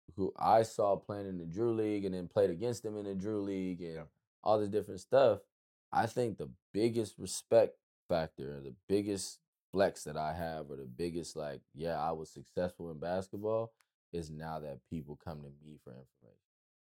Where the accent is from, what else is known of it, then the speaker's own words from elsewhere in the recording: United States; we're American